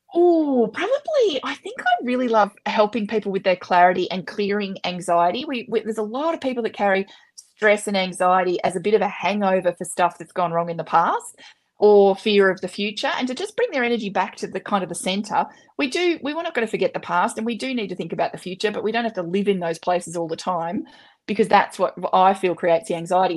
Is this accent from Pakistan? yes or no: no; Australia; I'm an Aussie and we swear a bit